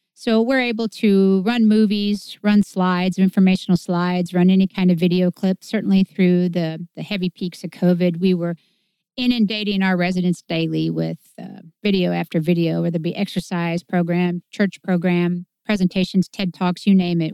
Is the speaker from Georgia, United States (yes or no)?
no; Clinton, Illinois, United States; I was born in Clinton